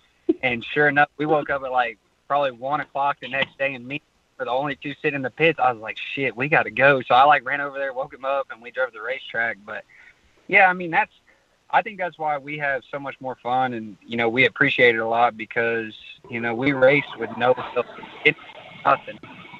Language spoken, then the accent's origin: English; Texas, United States; Dude, I'm from Texas.